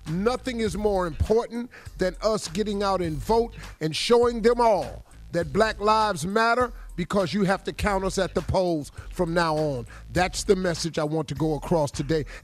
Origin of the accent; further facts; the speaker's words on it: Cleveland, Ohio, United States; Dog, I'm from Cleveland.